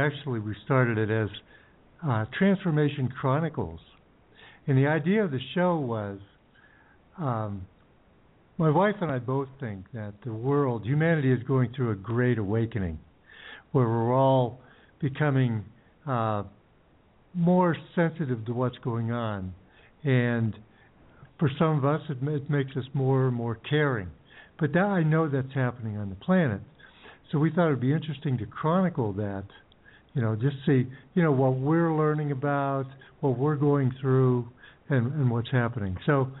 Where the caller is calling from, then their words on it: Ecuador; We're currently in Ecuador.